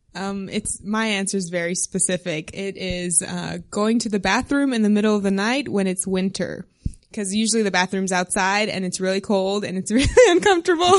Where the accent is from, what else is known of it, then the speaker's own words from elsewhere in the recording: South Texas, United States; moved away as an adult; also born or lived in Maryland; I'm from South Texas originally